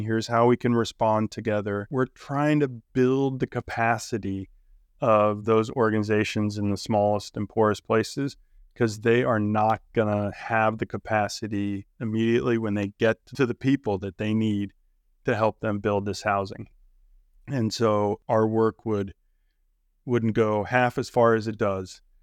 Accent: Ohio, United States; Fayette County, Ohio, my home state

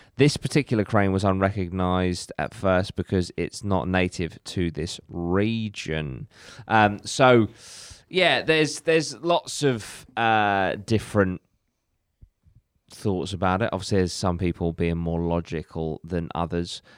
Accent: Cornwall, South West England, United Kingdom; we actually have our own version in Cornwall called Owlman.

